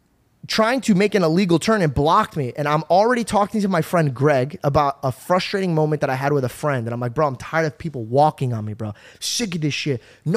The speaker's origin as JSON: {"language": "English", "region": "Arizona", "country": "United States", "tie": "born or raised there"}